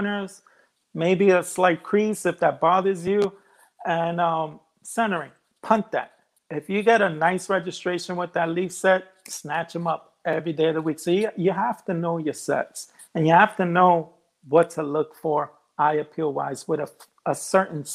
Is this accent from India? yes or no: no; United States; I'm of Colombian descent. I was born here in the States, but my parents were born in Colombia